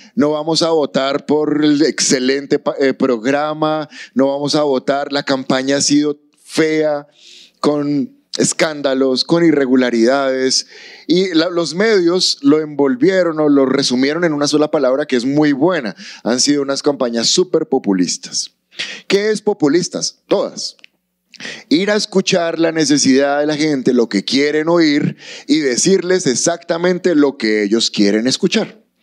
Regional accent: Colombia; Amamos nuestro país

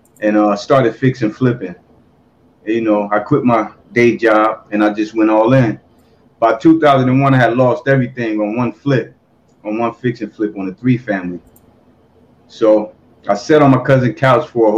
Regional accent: New Jersey, United States; I'm from Jersey. From North.

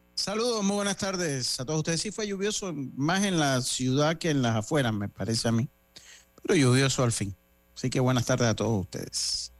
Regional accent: Panama; como panameño

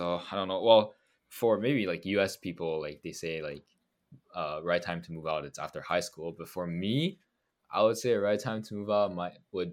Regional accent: Montreal, Quebec, Canada; one school is in Montreal, is in like my hometown

